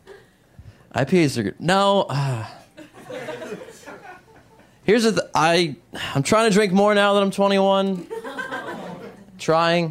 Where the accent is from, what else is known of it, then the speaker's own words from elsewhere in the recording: United States; also born or lived in United Kingdom; I'm from America